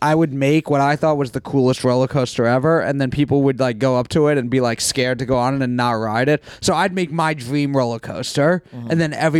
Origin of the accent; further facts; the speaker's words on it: New York, United States; I'm from New York